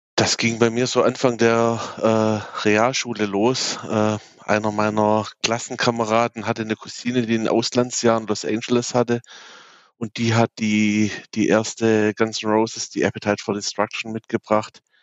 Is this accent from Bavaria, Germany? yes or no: no; Abtsgmünd, Baden-Württemberg, Germany; Ich komme aus dem schönen Abtsgmünd. Das ist in der Nähe von Aalen zwischen Stuttgart und München.